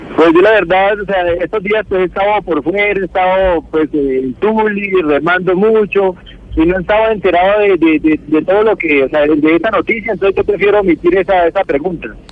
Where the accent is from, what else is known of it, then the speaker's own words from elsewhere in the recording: Colombia; soy colombiano